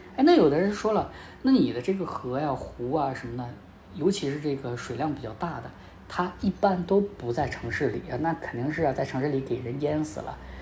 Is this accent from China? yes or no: yes; Northeast China, China; 因为我家是东北的